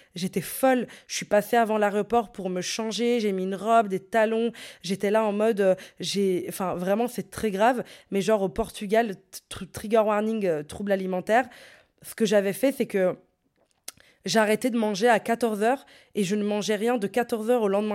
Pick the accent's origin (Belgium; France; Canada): Belgium; Brussels, Brussels-Capital Region; j'étais de Bruxelles